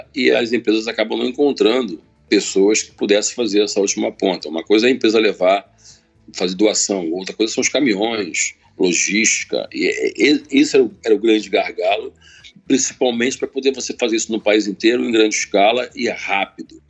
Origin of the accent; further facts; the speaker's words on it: Baixada Fluminense, Rio de Janeiro, Brazil; eu nasci no Rio de Janeiro, na Baixada Fluminense